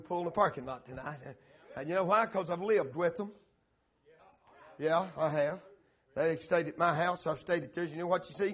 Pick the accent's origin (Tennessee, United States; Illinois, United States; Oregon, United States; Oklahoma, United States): Tennessee, United States; we're from Tennessee. We're slow up there.